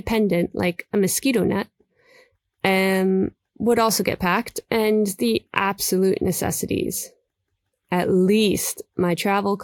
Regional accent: New York, United States; moved away; also born or lived in London; I'm from New York, and at the time, living in London

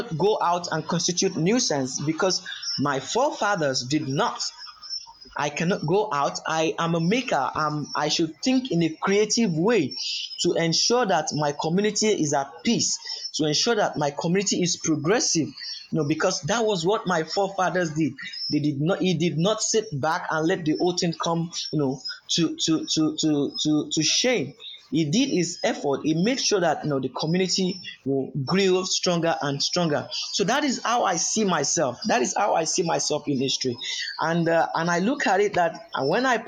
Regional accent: Yorubaland, Nigeria; I am from the Yoruba ethnic group of Nigeria

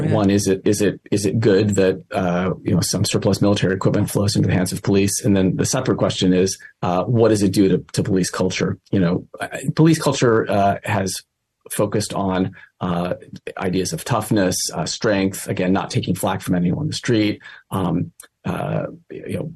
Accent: East Bay, California, United States; I grew up in the East Bay

